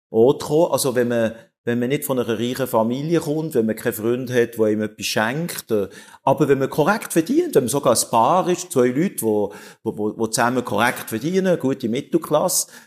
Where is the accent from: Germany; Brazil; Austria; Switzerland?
Switzerland; Obwohl wir müssen auch nicht als Schweizer heuchlerisch ist, sagt man.